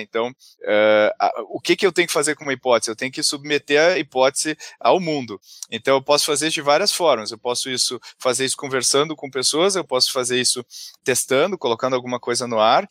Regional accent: Porto Alegre, Rio Grande do Sul, Brazil; moved away as an adult; now in São Paulo, Brazil; eu sou de Porto Alegre, comecei minha, minha jornada lá

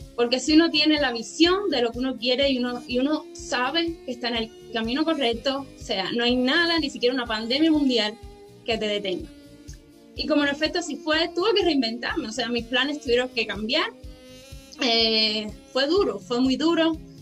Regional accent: Cuba; now in Montreal, Canada; nací en Cuba

